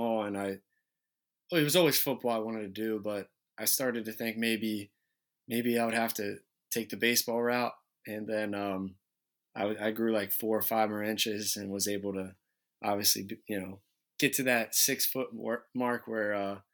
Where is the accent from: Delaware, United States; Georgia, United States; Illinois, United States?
Delaware, United States; Smyrna; Growing up in Smyrna, being able to play for Smyrna, it's a small town